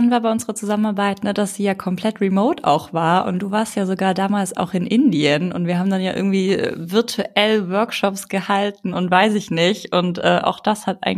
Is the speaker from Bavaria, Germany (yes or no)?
no; Ulm, Baden-Württemberg, Germany; Also wenn ich halt auch daran denke, wie ich aufgewachsen bin. Ne? Ich komme aus Ulm, aus einem schwäbischen Haushalt.